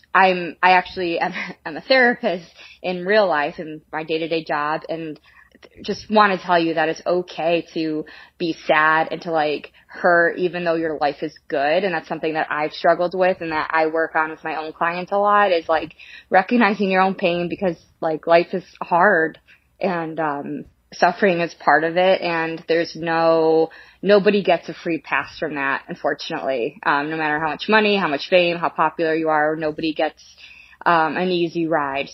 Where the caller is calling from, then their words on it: Chicago, Illinois, United States; I'm calling from Chicago